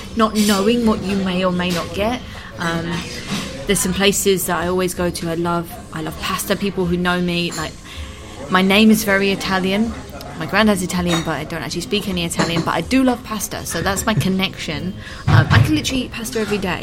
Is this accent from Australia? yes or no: no; United Kingdom; now in Madrid, Spain; being British